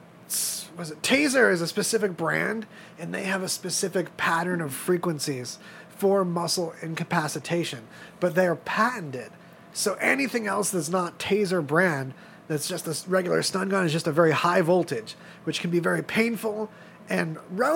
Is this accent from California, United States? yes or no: yes; Apple Valley, California, United States; where I was growing up in Apple Valley, California